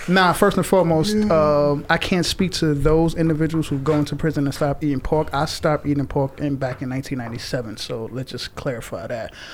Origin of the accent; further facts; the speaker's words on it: New York City, New York, United States; born and raised in Far Rockaway.